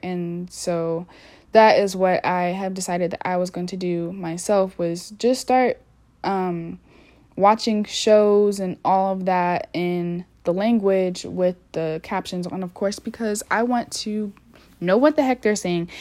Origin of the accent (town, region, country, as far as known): United States